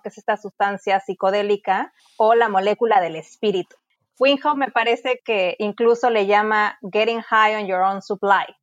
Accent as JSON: {"language": "Spanish", "town": "Cancún", "region": "Quintana Roo", "country": "Mexico", "said": "yo soy de Cancún"}